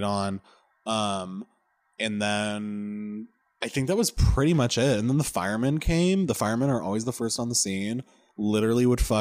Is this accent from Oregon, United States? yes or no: yes; Oregon, United States; moved away; I'm from Oregon.